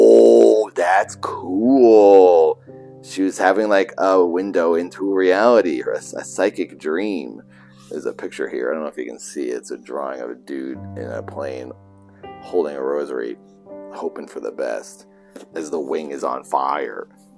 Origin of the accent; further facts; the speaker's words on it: Milford, Massachusetts, United States; That's like me, from Milford, Massachusetts.